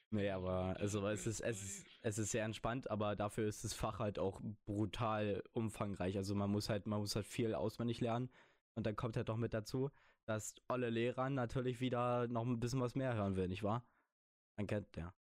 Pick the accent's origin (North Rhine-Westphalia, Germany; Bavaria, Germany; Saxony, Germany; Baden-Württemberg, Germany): Baden-Württemberg, Germany; Weißt du, ich bin ja Schwabe.